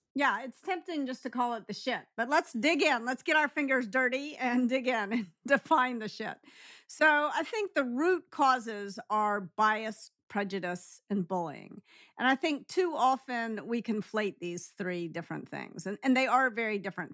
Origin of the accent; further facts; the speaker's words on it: Memphis, Tennessee, United States; I grew up in Memphis.